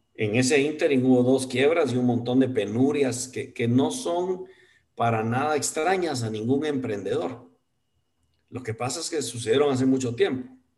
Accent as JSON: {"language": "Spanish", "country": "Guatemala", "said": "como guatemalteco"}